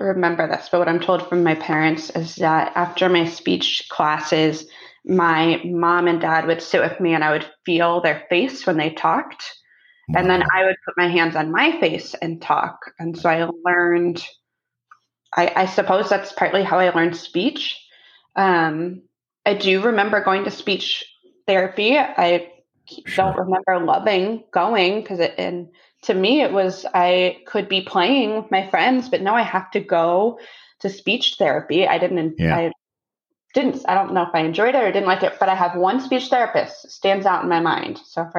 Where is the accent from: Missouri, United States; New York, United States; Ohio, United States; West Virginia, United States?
Ohio, United States; Columbus; Oh, Columbus, Ohio.